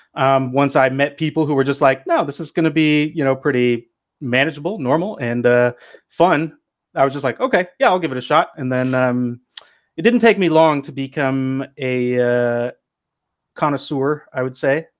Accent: Pacific Northwest, United States; also born or lived in Los Angeles, United States; I'm from the Pacific Northwest

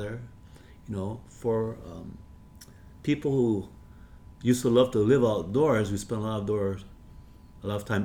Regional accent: Hawaii, United States; We are Hawaiian

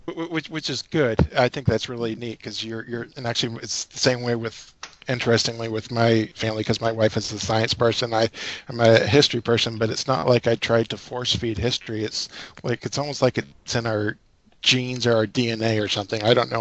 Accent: Minnesota, United States; also born or lived in Florida / Alaska; And I was born in Florida, and when I was 8, we moved to Minnesota.

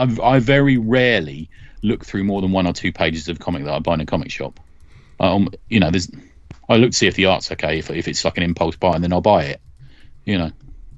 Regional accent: New Jersey, United States; born there; I was born in New Jersey.

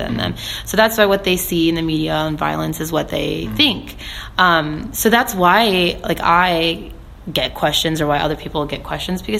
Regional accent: Springfield, Ohio, United States; I live here. I grew up here

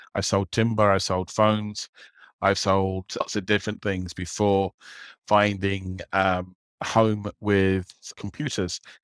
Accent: London, United Kingdom; moved away as an adult; now in Dublin, Ireland; I grew up in London

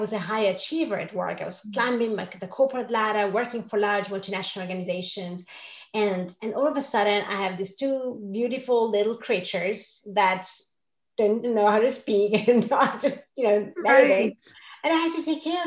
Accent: Rome, Lazio, Italy; English is a second language; moved away as an adult; also born or lived in Switzerland; now in Stockholm, Sweden; I grew up in Rome, in Italy, with an Italian family

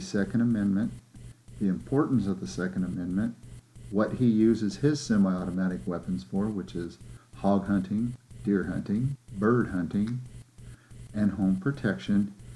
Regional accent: California, United States; I'm not from Texas, I'm from California.

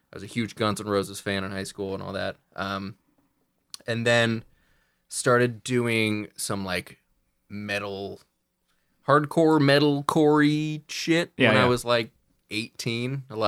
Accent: Santa Rosa, California, United States; moved away as an adult; now in San Diego, United States; So born and raised in Santa Rosa.

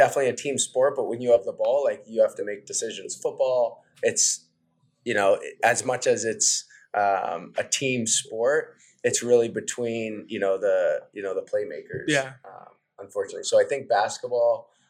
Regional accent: New England, United States; I support the Patriots, I support the Red Sox, Bruins. I grew up in New England.

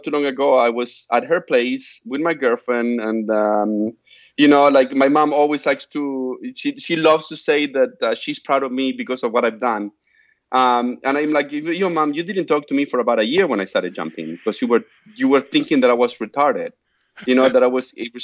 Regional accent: Argentina; now in United States; my hometown in Argentina

